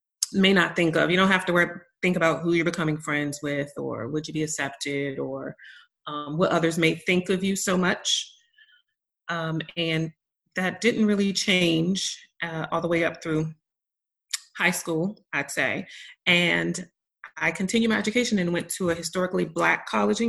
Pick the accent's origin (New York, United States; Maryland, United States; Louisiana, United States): Maryland, United States; now in Texas, United States; originally I am from Maryland, and which is a really small state, and right outside of Washington, D.C. And the county that I'm from is like, there's a large Black population